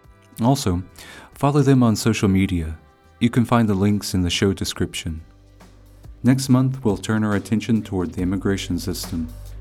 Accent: United States; now in Slovakia; from the United States.

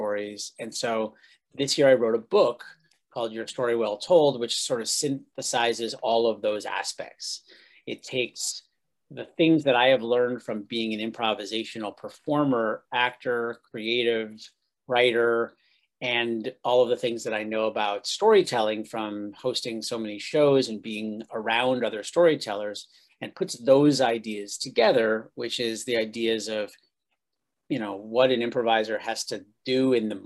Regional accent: upstate New York, United States; I was raised in New York, upstate New York

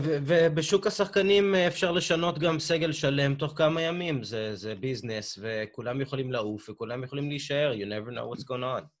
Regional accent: United States; אני כאמריקאי

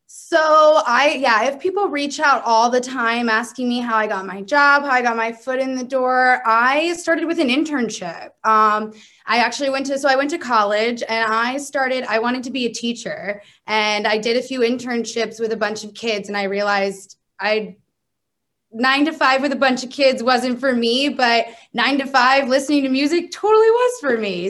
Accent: Maryland, United States; moved away as an adult; now in Oklahoma City, United States; I'm from the East Coast. I'm from Maryland

